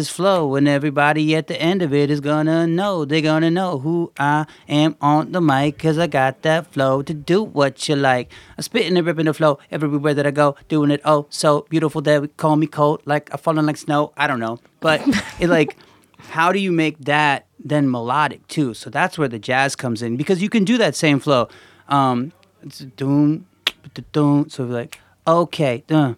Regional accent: Gaithersburg, Maryland, United States; moved away as an adult; also born or lived in New York; I grew up in Gaithersburg, Maryland

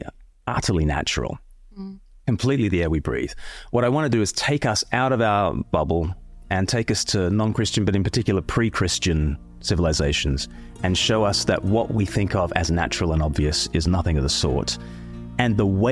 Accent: Australia; moved away; I'm from Australia originally

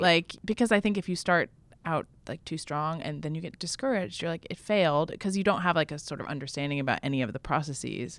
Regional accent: Vermont, United States; in my hometown in Vermont

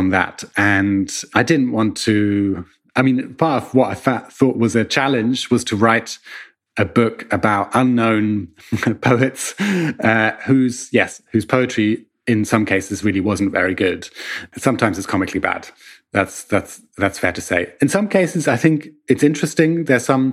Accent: Hamburg, Germany; born in Hamburg in 1981. And so I was eight

